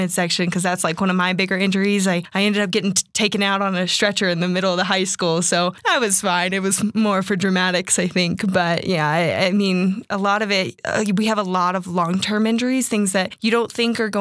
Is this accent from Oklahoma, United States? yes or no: no; Texas, United States; now in Colorado, United States; I'm actually from Texas originally.